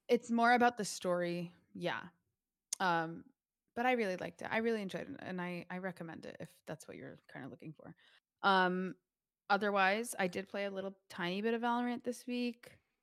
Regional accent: United States; We're American

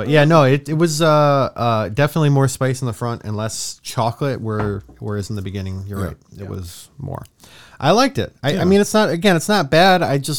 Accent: Rochester, New York, United States; I'm from Rochester

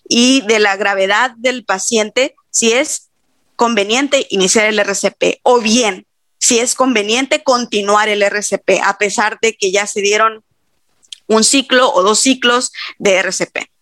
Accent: Mexico; como buenos mexicanos

